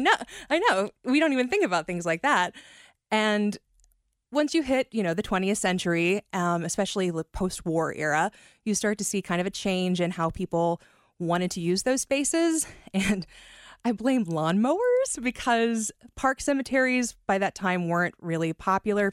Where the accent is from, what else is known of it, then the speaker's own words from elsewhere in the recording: Kentucky, United States; I'm from actual Kentucky as opposed to Northern Kentucky